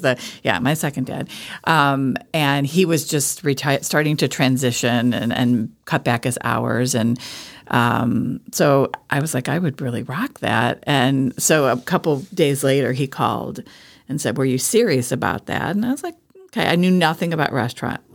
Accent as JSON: {"language": "English", "town": "Wickliffe", "region": "Ohio", "country": "United States", "tie": "born or raised there", "also_born_or_lived": "Chagrin Falls, Ohio", "said": "I grew up in Wycliffe"}